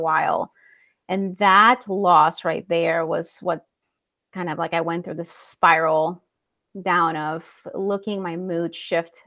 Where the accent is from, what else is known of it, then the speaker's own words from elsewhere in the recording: El Salvador; moved away as an adult; now in Iowa, United States; I'm originally from El Salvador in Central America. So I was born and raised there.